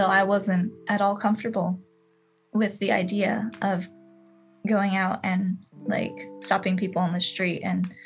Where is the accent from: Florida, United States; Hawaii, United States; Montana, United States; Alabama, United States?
Hawaii, United States; moved away as an adult; now in Nishinomiya, Japan; I grew up in Hawaii, and I'm half Japanese American